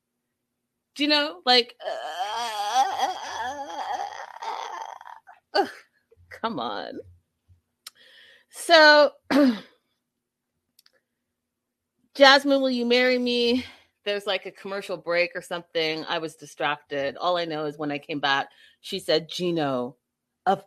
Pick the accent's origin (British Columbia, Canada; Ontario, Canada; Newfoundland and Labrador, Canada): British Columbia, Canada; Vancouver; I'm from Vancouver, where it rains, you know, 90% of the time.